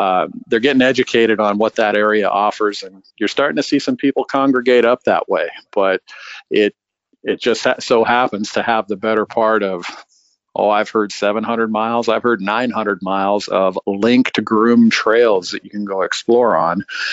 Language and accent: English; Cheney, Washington, United States; If I tell them I'm from Cheney, Washington, they have no clue where that is.